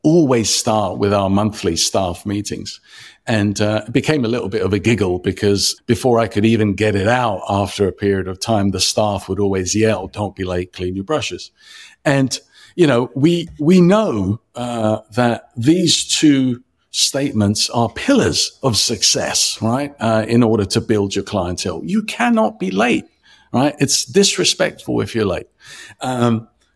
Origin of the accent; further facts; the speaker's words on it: London, United Kingdom; moved away as an adult; also born or lived in Cyprus; now in Chicago, United States; I was born in Cyprus, a Greek Cypriot, raised in London